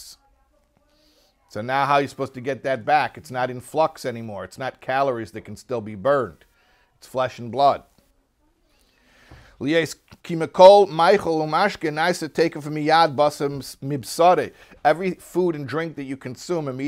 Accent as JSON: {"language": "English", "town": "Chicago", "region": "Illinois", "country": "United States", "said": "I'm from Chicago, middle America."}